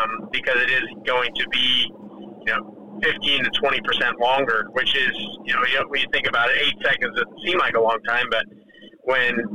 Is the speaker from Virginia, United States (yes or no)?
no; Las Vegas, Nevada, United States; I'm from Vegas